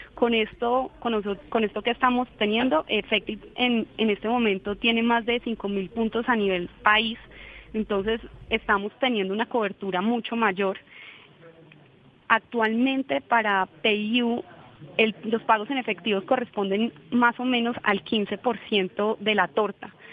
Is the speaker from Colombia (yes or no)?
yes; Colombia; estamos en Colombia